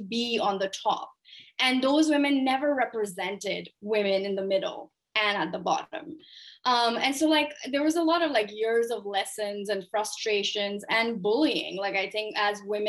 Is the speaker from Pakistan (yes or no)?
yes; Pakistan; moved away as an adult; also born or lived in United States; I grew up in Pakistan, started my career there